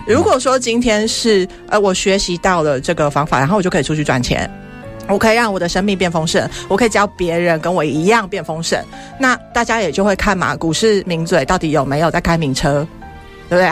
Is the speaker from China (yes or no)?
no; Taiwan; accent: Taiwanese; 我还是台式口音